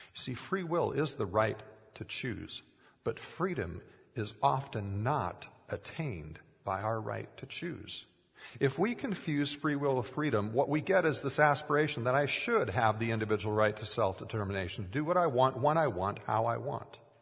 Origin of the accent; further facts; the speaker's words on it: Minnesota, United States; growing up in Minnesota, we had an aquarium for many years with swordtail fish